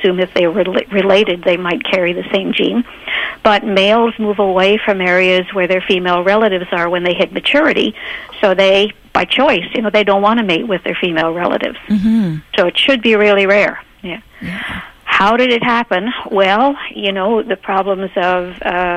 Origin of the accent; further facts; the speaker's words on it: Canada; as a Canadian to study infant chimpanzees for my PhD.